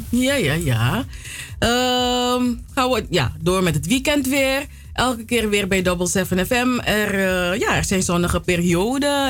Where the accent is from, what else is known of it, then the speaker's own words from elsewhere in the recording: Suriname; now in Netherlands; ik kom uit Suriname